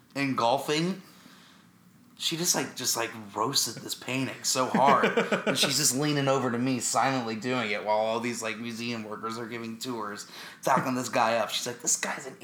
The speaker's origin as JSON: {"language": "English", "town": "Dallas", "region": "Texas", "country": "United States", "tie": "born or raised there", "said": "my hometown of Dallas, Texas"}